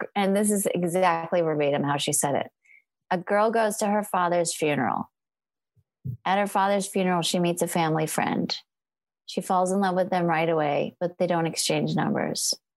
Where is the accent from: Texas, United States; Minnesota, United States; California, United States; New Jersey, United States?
California, United States; moved away as an adult; also born or lived in Portland; I'm a Californian